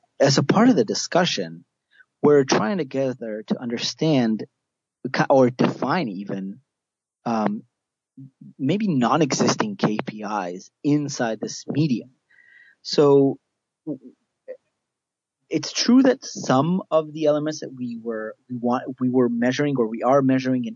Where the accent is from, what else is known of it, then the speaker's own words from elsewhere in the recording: a small kibbutz in the south of Israel, Southern District, Israel; moved away; I originally am from Israel, from a small kibbutz down in the south of Israel where I grew up most of my life